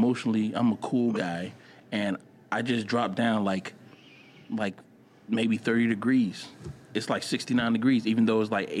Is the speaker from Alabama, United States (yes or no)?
yes; Opelika, Alabama, United States; I was from Opelika.